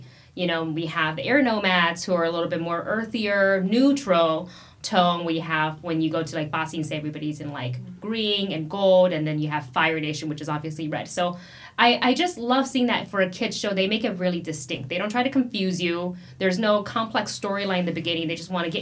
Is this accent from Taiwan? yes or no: yes; Taiwan; moved away; I grew up in Taiwan, so I can read the Chinese